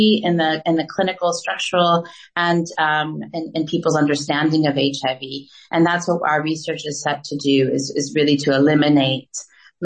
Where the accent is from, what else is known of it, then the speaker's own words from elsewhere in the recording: United States; moved away as an adult; also born or lived in Gabon; now in South Africa; I'm obviously American. I grew up in the United States